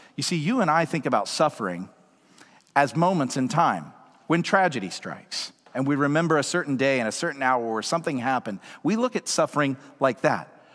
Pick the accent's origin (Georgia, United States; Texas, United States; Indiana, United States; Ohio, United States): Georgia, United States; Woodstock; now in Seattle, United States; I grew up in Georgia, out in the country, in a rural town called Woodstock.